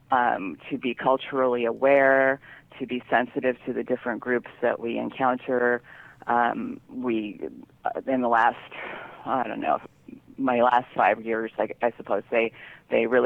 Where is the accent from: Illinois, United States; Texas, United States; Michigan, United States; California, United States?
California, United States; San Francisco; And um, it's about growing up in the Haight-Ashbury in the 60s with this crazy mother who took me all around the world.